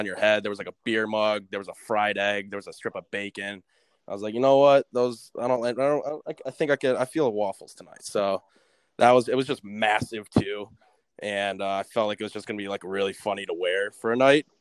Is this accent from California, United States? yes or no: no; Livonia, Michigan, United States; also born or lived in Ann Arbor, Michigan; growing up in Livonia. So I went to Livonia Churchill